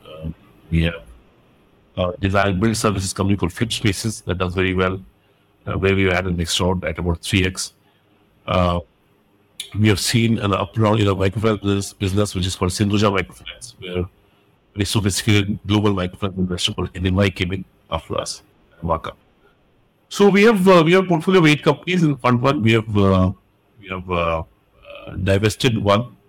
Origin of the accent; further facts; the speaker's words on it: India; I'm Indian, I stayed in India.